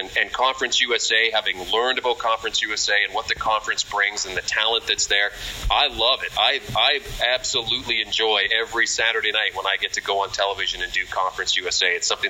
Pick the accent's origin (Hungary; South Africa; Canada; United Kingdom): Canada; Winnipeg, Manitoba; I grew up with the Canadian Football League in Winnipeg